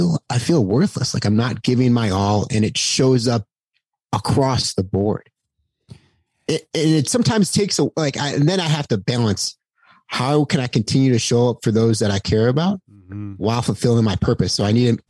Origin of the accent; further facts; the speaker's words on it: Buffalo, New York, United States; being from Buffalo, New York